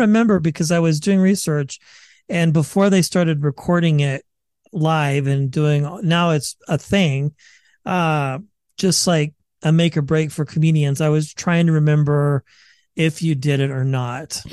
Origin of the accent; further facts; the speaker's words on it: Bay Area, California, United States; I'm from the Bay Area